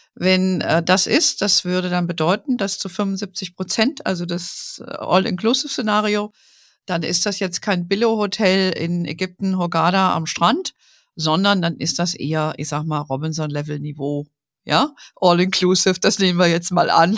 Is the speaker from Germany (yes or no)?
yes; Germany